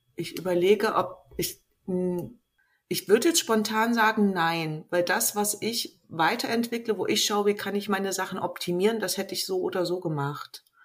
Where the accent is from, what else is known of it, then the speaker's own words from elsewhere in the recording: East Germany, Germany; ich bin halt in Ostdeutschland groß geworden